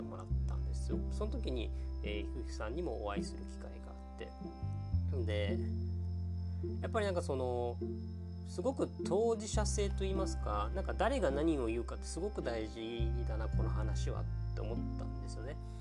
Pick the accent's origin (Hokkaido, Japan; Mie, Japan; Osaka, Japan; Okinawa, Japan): Okinawa, Japan; 沖縄出身で大学に一応進んだりはしたので